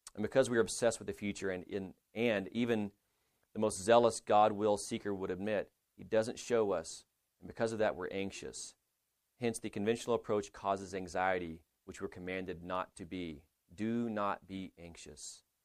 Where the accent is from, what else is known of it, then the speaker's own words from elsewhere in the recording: Lubbock, Texas, United States; I'm from Lubbock